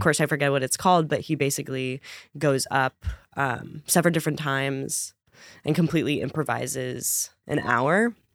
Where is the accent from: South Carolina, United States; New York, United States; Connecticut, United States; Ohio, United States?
Connecticut, United States; I grew up in Connecticut